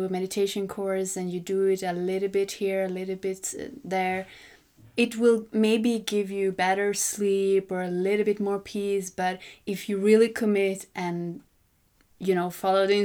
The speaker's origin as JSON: {"language": "English", "country": "Sweden", "also_born_or_lived": "Congo / Mali", "moved": "as an adult", "said": "I love coming home to Sweden"}